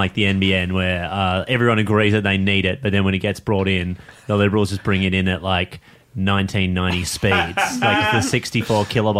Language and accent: English; Geelong, Victoria, Australia; that's my hometown.